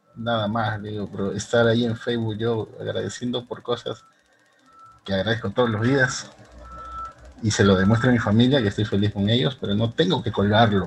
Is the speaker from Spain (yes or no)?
no; Peru; aquí en mi país, en Perú